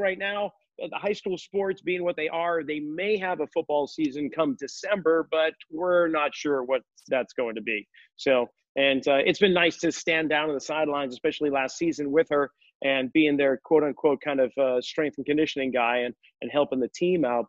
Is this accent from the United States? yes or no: yes; outside of Boston, Massachusetts, United States; born or raised there